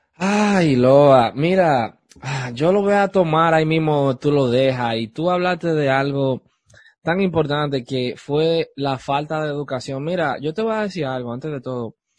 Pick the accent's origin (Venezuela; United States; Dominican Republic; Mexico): Dominican Republic; en Santo Domingo, en mi país, en República Dominicana